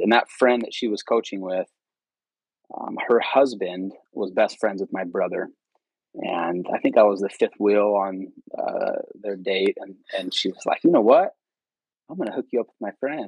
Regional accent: Fremont, California, United States; I grew up in Fremont, California, which uh, it's in the Bay Area, close to San Jose, uh, Oakland area

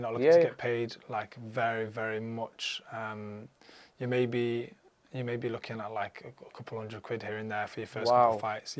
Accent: Libya; born there; I had a unique opportunity because I'm of Arab descent. I was born in Libya. My dad's from Libya.

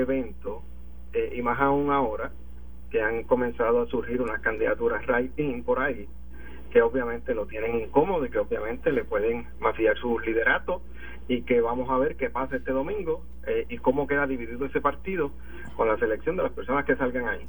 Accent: Puerto Rico; como puertorriqueño

